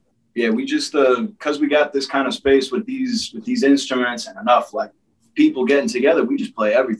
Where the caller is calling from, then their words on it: Everett, United States; Not bad. From Everett.